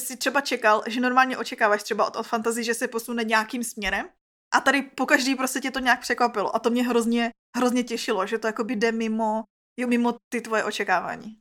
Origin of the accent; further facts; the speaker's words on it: Czechia; my Češi prostě jsme měli takový nedostatek.